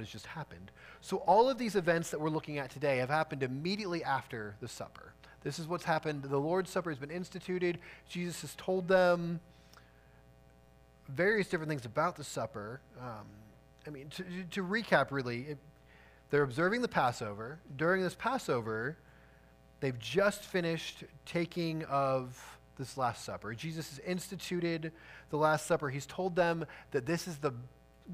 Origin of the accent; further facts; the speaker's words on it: outside Chicago, Illinois, United States; I grew up outside Chicago